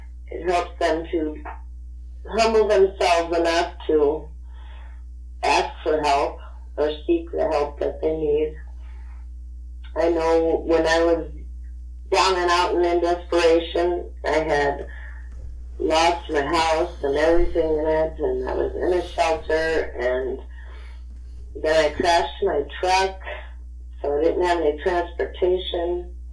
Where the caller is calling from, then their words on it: Richmond, Minnesota, United States; I'm from Richmond, Minnesota, USA.